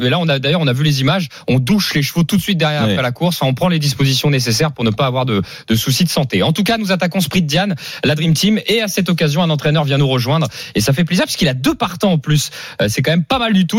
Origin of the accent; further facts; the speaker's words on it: Normandy, France; je suis normand